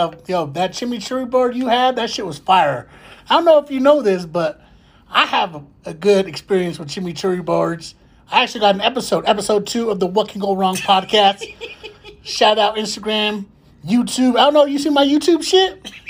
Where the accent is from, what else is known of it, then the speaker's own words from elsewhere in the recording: Denver, Colorado, United States; I'm from Denver